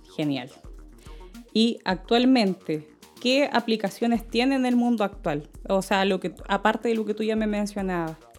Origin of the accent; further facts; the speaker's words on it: Chile; nosotros eh, como chilenos seamos mestizos